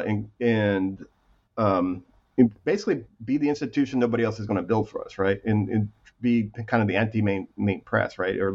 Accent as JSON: {"language": "English", "town": "Ramona", "region": "California", "country": "United States", "also_born_or_lived": "North Texas", "said": "I'm from Southern California, North Texas, mostly from a little town called Ramona, California"}